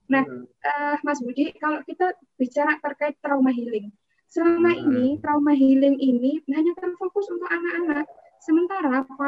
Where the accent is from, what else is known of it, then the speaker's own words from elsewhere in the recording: Prambanan, Indonesia; Akhirnya saya data ini di kampung saya di Prambanan itu ada berapa lansia.